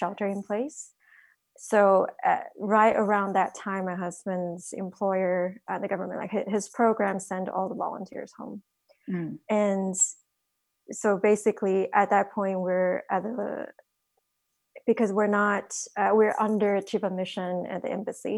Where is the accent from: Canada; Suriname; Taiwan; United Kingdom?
Taiwan; now in United States; I'm originally from Taiwan, so my family was impacted very early on